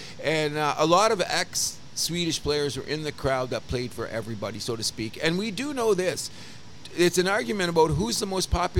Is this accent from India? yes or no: no; Windsor, Ontario, Canada; I grew up in South Windsor.